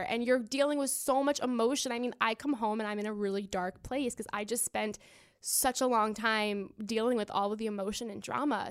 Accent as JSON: {"language": "English", "region": "Florida", "country": "United States", "said": "I'm from Florida"}